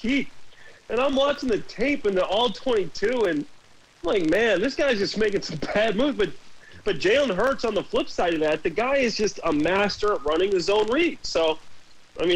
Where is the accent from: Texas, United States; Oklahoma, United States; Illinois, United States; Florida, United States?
Illinois, United States; Chicago; My hometown of Chicago, Illinois, I spent a lot of time there watching my hometown Chicago Bears